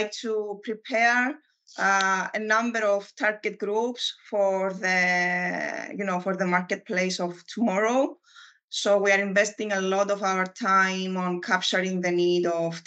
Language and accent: English; Larnaca, Larnaca District, Cyprus; from Larnaca, Cyprus.